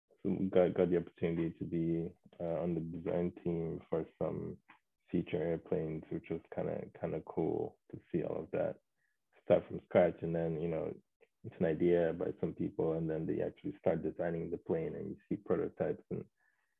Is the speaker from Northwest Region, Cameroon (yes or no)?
no; Douala, Littoral, Cameroon; moved away as an adult; I grew up in Douala. Spent most of my years there